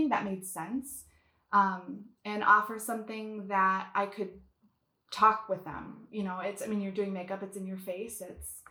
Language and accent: English; Wisconsin, United States; now in Minnesota, United States; I moved back to Minnesota, which is where I'm from Wisconsin. But I moved back where my family was here in Minnesota